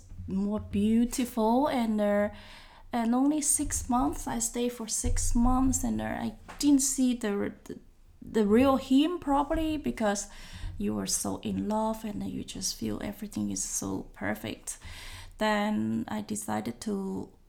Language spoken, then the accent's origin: English; Hong Kong; moved away as an adult; now in Netherlands; I come from Hong Kong